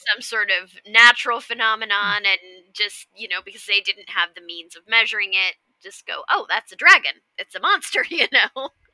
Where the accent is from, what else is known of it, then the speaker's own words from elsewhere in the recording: Kansas, United States; growing up in Kansas where there are a fair few tornadoes